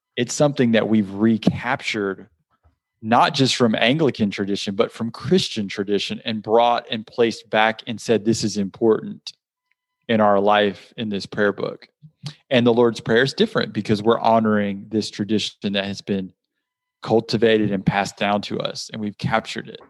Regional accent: South Georgia, United States; growing up in South Georgia

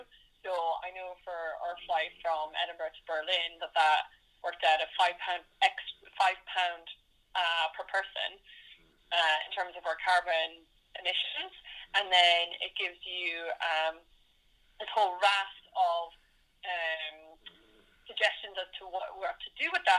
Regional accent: Ireland; moved away; I'm Irish and I fly home to my family when I can as well

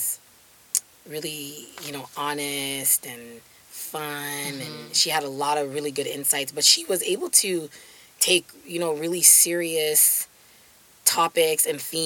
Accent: Jamaica; a privilege of being Jamaican is ackee and selfish

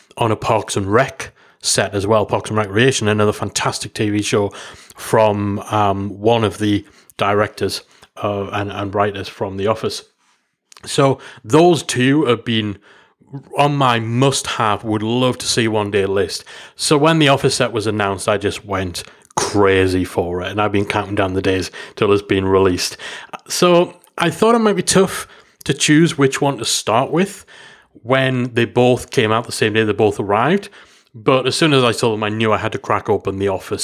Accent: England, United Kingdom; I'm from England

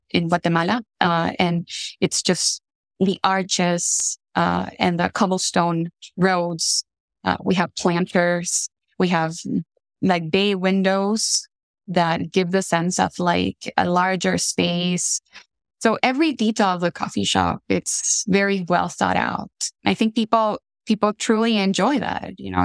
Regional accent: Tegucigalpa, Francisco Morazán, Honduras; moved away as an adult; also born or lived in Pittsburgh, United States; now in Minnesota, United States; born and raised in Honduras

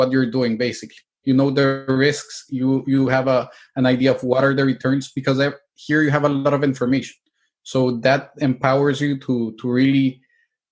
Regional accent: El Salvador; moved away as an adult; also born or lived in Mexico / Spain / Italy; now in United States; I'm originally from El Salvador. My grandparents were Italians. So once I finished my high school, I got out of El Salvador.

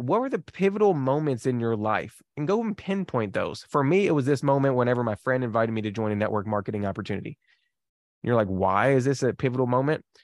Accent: Kentucky, United States; I am from Kentucky

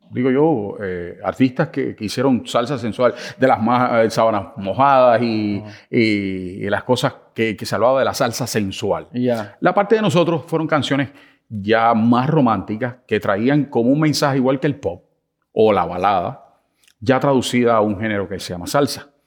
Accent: Cuba; Fíjate que yo vengo de Cuba.

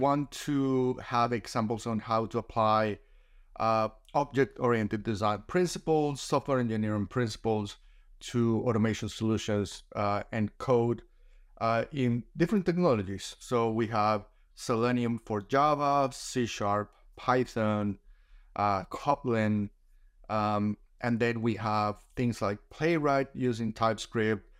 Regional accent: Colombia; moved away as an adult; now in Australia; I was a software engineer back in my home country in Colombia. for a few years before I moved to Australia

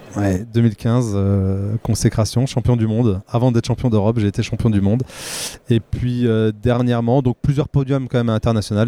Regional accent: Remiremont, Grand Est, France; je suis né en, 1984 à Remiremont dans les Vosges

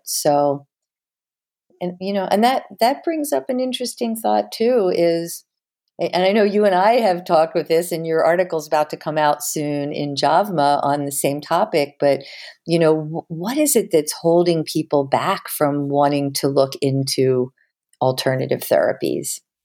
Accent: Havertown, Pennsylvania, United States; also born or lived in Philadelphia; I was Born in Philly, scooped back to Havertown, Pennsylvania within a few days, and I grew up in Havertown, right outside of Philly.

